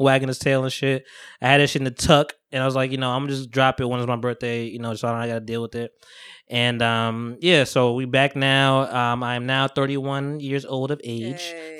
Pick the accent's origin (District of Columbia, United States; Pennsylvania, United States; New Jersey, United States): New Jersey, United States; I'm from Jersey, we from Jersey